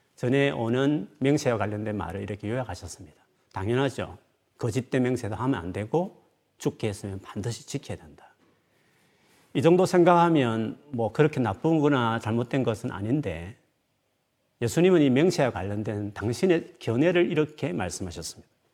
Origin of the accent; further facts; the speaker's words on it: Gyeongsang, South Korea; 저는 경상도 사나이니까